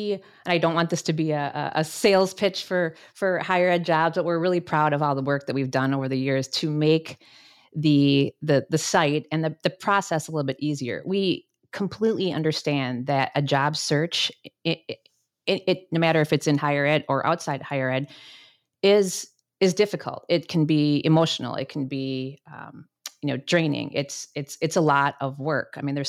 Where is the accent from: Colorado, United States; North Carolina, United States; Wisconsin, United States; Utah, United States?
Wisconsin, United States; also born or lived in Minnesota; And I will also say that I grew up in Wisconsin. So if you hear the about in some of the words, that's where it's coming from.